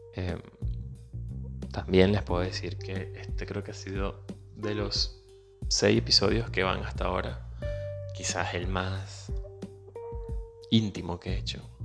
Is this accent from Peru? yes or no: no; Venezuela; moved away; Soy venezolano, emigrante